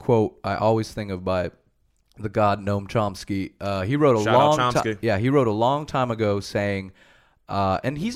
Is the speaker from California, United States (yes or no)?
yes; California, United States; born or raised there; moved away as an adult; now in Sweden